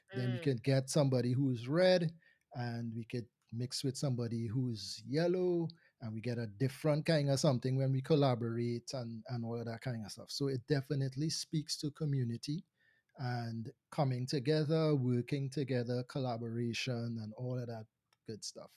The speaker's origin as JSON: {"language": "English", "country": "Trinidad & Tobago", "tie": "born or raised there", "said": "I am Trinidadian. Um, I do hail from Trinidad and Tobago, but just to make the distinction, I was born in Trinidad"}